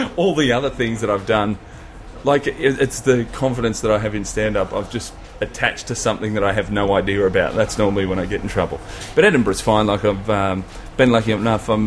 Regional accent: Melbourne, Victoria, Australia; I'm from Melbourne, so I've done the last five, five or six, yeah, six last six Melbourne comedy festivals. That's my hometown

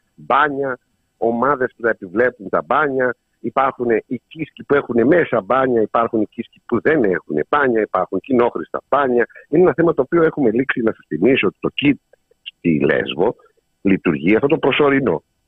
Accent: Samos, North Aegean, Greece; στην πατρίδα μου, τη Σάμου

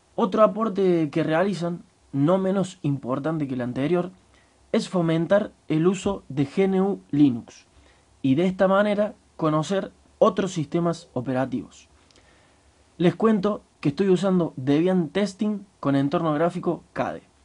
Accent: Santa Eufemia, Córdoba, Argentina; Soy de Santa Eufemia, un pueblito de 3.000 habitantes ubicado al sur de la provincia de Córdoba, Argentina.

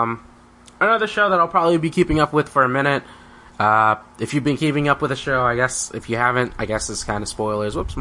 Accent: United States; as an American

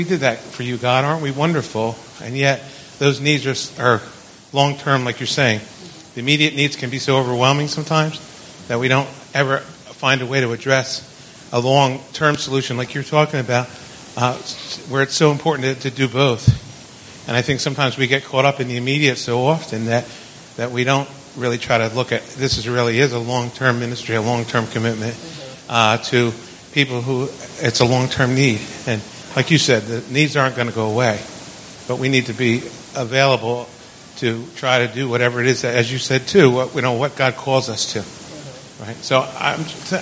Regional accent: New Jersey, United States; I'm from New Jersey

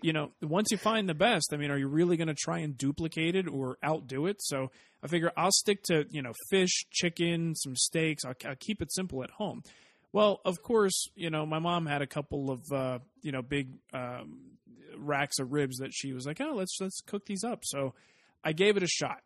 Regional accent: East Coast, United States; now in Arizona, United States; growing up on the East Coast

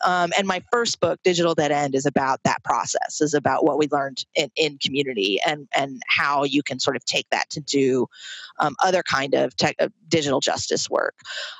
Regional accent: Troy, United States; specifically in this community of folks who live in a residential YWCA in my hometown in Troy.

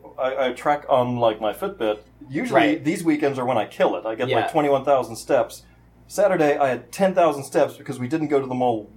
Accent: Florida, United States; And we come from Florida. What does that say?

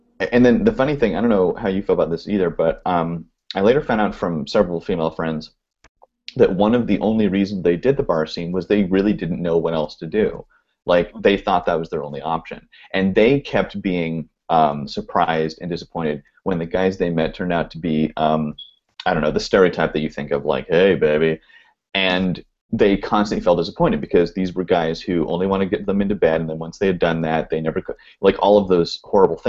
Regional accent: Oregon, United States; now in California, United States; I grew up in Oregon

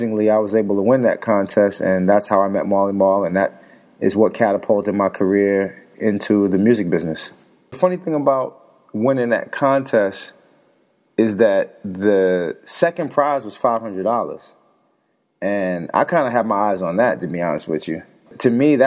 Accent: New York City, New York, United States; Growing up in Brownsville, Brooklyn, in the projects

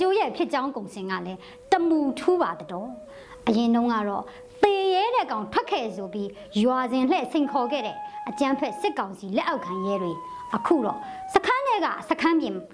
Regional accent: Anya, Upper Myanmar, Myanmar

